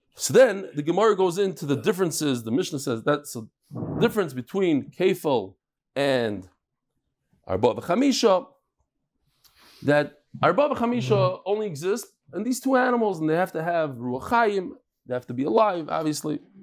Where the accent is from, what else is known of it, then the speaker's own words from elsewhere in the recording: New York City, New York, United States; I grew up in Brooklyn